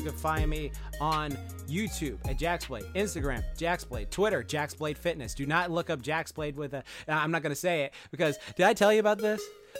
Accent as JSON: {"language": "English", "country": "Japan", "accent": "New York", "said": "I got a New York accent, even though I'm from Japan."}